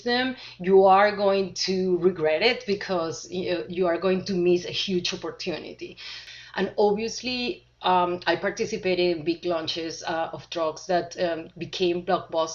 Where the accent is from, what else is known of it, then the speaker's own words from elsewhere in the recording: Venezuela; moved away as an adult; also born or lived in Argentina / Chile / Switzerland; now in United States; originally, I was born in Venezuela, had my college degree from Venezuela